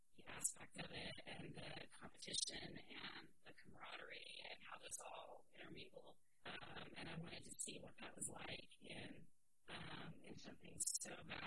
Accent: Arizona, United States; I lived in Arizona for a while, so I grew up some in Arizona.

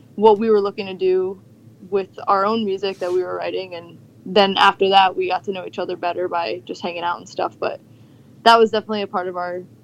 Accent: Ocean County, New Jersey, United States; I grew up in Ocean County, basically. Unfortunately, been here my whole life.

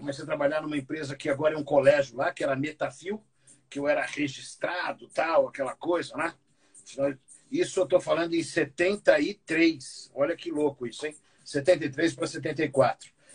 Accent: São Paulo, Brazil; Eu fui criado no Campo Limpo, na periferia de São Paulo.

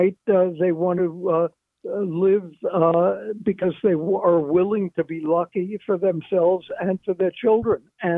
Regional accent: New York City, New York, United States; You got to move the capital of the United States from Trenton to my hometown in New York City.

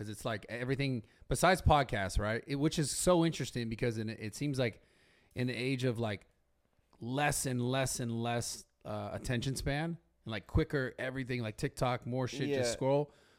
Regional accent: San Francisco, California, United States; I'm from San Francisco. I didn't grow up here, so I moved down here.

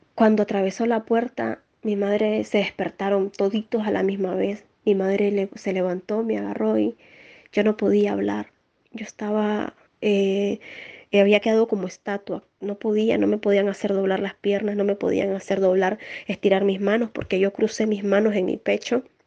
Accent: Nicaragua; now in Spain; soy nicaragüense, actualmente vivo en España

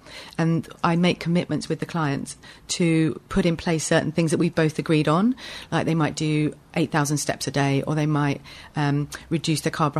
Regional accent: Weybridge, South East England, United Kingdom; also born or lived in United States; My family had emigrated, had a few children there, and then came back. So I grew up in Weybridge.

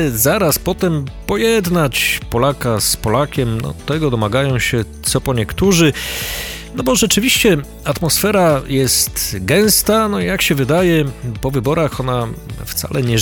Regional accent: Ukraine; Polish is a second language; Ja jestem z Ukrainy

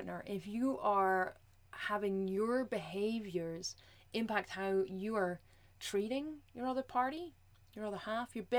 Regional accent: Scotland, United Kingdom; I'm Scottish, I roll my R's

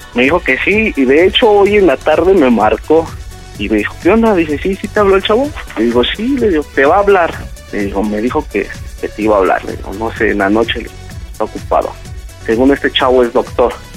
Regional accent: Tizayuca, Hidalgo, Mexico; yo soy de Tizayuca

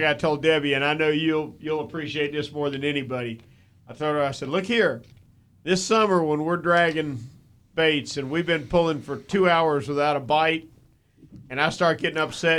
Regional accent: Jacksonville, Florida, United States; I grew up on Trout River

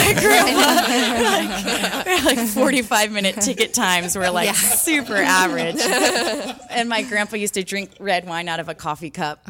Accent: Ocean Beach, California, United States; we are weirdos from Ocean Beach and like very proud of that fact.

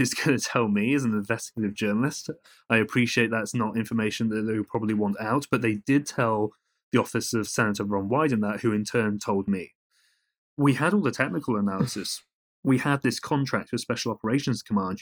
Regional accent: United Kingdom; accent: British; now in United States; as you can probably tell from my accent, I'm, I'm, I'm British and, and a European

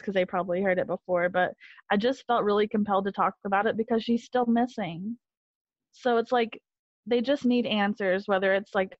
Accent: Sylva, North Carolina, United States; I was born in Jackson County

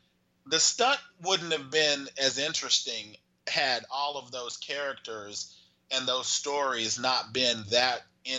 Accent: Texas, United States; moved away; when I was a poor kid growing up in Texas

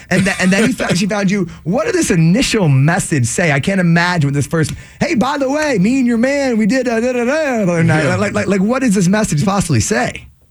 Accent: Framingham, Massachusetts, United States; my hometown of Framingham

